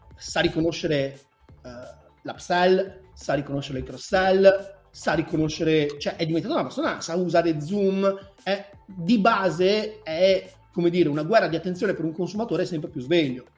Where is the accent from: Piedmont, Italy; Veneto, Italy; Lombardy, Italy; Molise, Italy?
Veneto, Italy; sono veneto